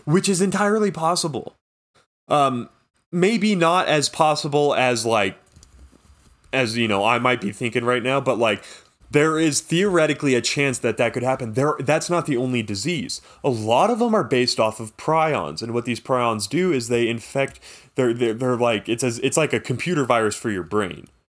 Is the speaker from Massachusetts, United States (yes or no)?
no; California, United States; I'm Californian American